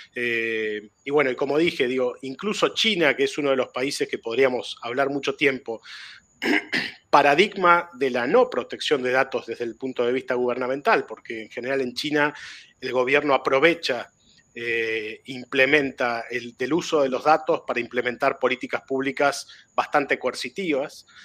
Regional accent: Argentina

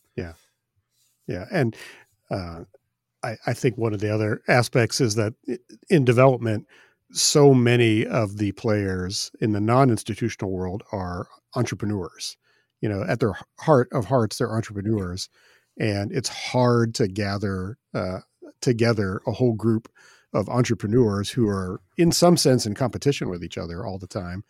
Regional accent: Midwest, United States; I'm I'm a Midwesterner

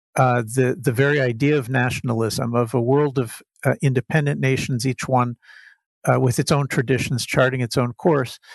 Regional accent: United States; growing up in the United States

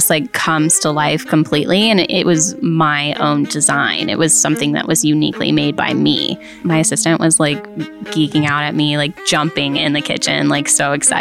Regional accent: Haymarket, Virginia, United States; I grew up in Haymarket area

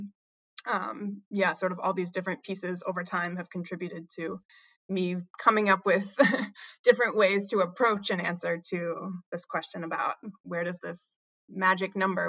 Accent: New Hampshire, United States; I grew up in New Hampshire, in a small town in sort of central mountains of New Hampshire.

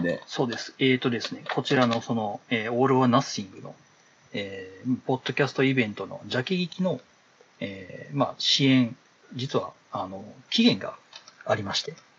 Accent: Kansai, Japan; 関西で生まれて、関西で育ってる人間なんで

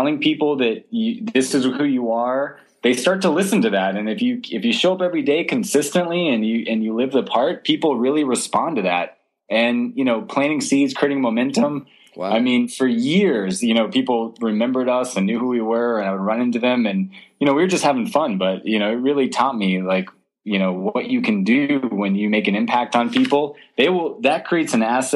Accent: Southwest Florida near Sanibel Island, United States; I grew up in Southwest Florida near Sanibel Island

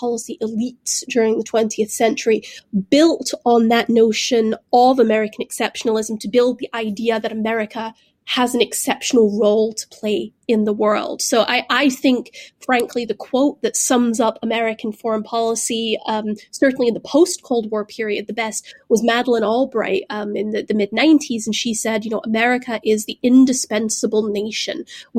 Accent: Glasgow, Scotland, United Kingdom; I grew up in the United Kingdom. I grew up there in the post-imperial era, you know, in Glasgow, a city that had once, you know, built the ships of the British Empire.

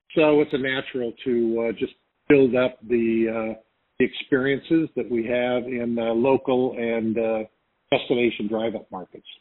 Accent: Arcadia, California, United States; I grew up in Arcadia, California, which is basically at the bottom of the mountain

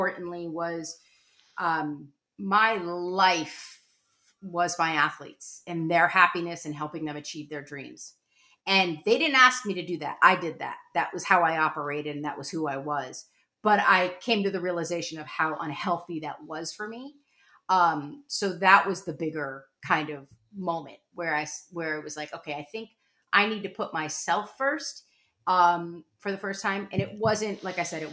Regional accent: Connecticut, United States; moved away as an adult; also born or lived in Vermont; I was from Connecticut.

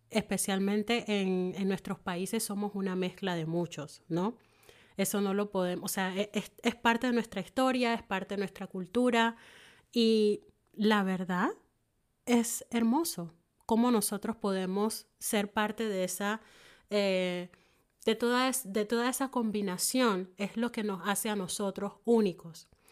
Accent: Panama; now in Germany; en mi caso, soy panameña

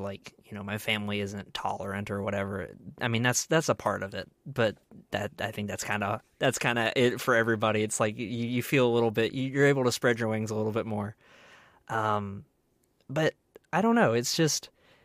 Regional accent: Baldwin County, Alabama, United States; moved away as an adult; also born or lived in Mobile, Alabama; now in Auburn, United States; I'm originally from Baldwin County, Alabama.

